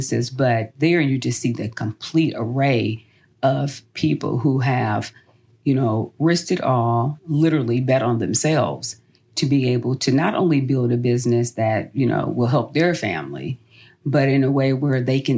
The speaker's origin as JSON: {"language": "English", "town": "Los Angeles", "region": "California", "country": "United States", "tie": "born or raised there", "moved": "as an adult", "lives_now": "Atlanta, United States", "said": "I'm born and raised in Los Angeles."}